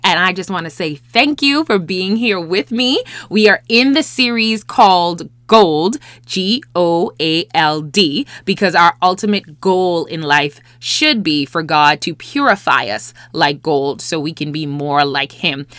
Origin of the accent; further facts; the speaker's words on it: Bahamas; also born or lived in Los Angeles, United States; I'm from the Bahamas, and so therefore, I've never lived in L A before this time